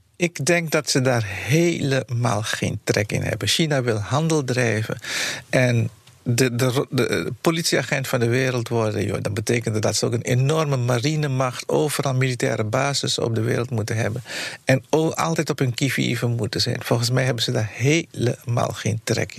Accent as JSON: {"language": "Dutch", "country": "Netherlands", "said": "wij als Nederlanders"}